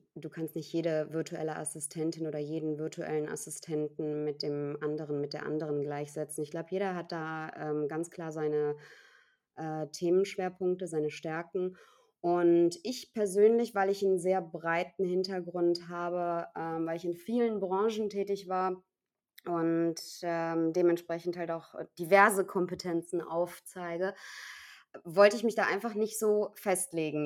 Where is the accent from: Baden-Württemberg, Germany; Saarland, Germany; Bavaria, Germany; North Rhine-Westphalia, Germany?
North Rhine-Westphalia, Germany; Cologne; moved away as an adult; ich bin zwar gebürtige Kölnerin und ähm, habe meine Stadt immer geliebt äh, aus, aus vollem Herzen, war also auch nie zum Studium oder mal irgendwie für, ein, für einen Job irgendwo anders